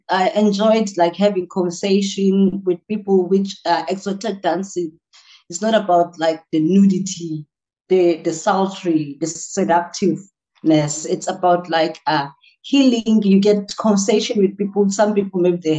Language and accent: English; Port Elizabeth, Eastern Cape, South Africa; I am from Port Elizabeth in the township called Gwazakele